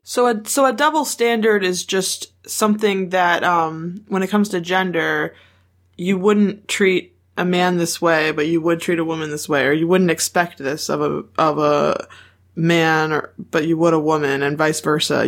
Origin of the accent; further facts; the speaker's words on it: United States; we're all white Americans